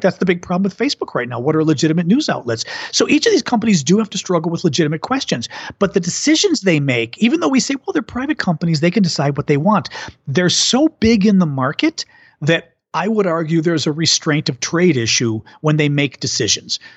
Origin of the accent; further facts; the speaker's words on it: United States; also born or lived in France; as an American who likes languages